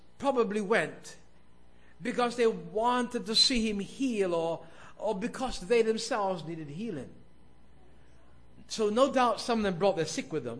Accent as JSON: {"language": "English", "region": "London", "country": "United Kingdom", "tie": "born or raised there", "moved": "yes", "said": "I was a boy growing up in South London, England"}